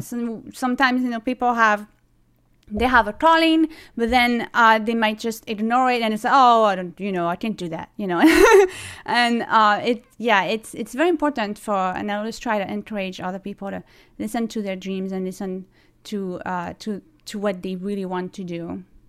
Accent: Toulon, Provence-Alpes-Côte d'Azur, France; English is a second language; moved away as an adult; also born or lived in Cleveland, United States; now in New York City, United States; I was born in Toulon, uh, which is a city near, um, Nice

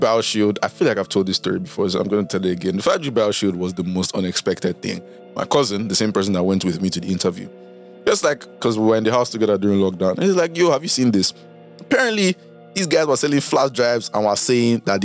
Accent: Nigeria; as a Nigerian

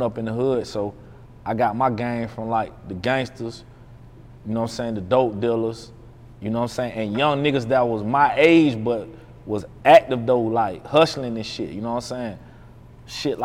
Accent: Montgomery, Alabama, United States; also born or lived in Birmingham, Alabama; I'm from Montgomery originally, man, but you know, I lived in Birmingham too

